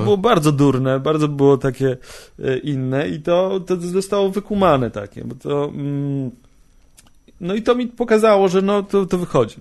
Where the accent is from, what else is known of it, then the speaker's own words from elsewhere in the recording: Bielsk Podlaski, Podlaskie Voivodeship, Poland; ja pochodzę z mm, miejscowości Bielsk Podlaski, 17100 jest kod